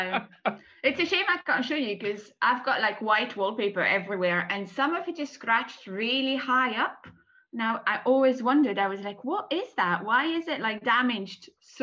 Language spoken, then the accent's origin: English; France; moved away as an adult; now in Edinburgh, United Kingdom; I am from France originally. I moved to Scotland 13 years ago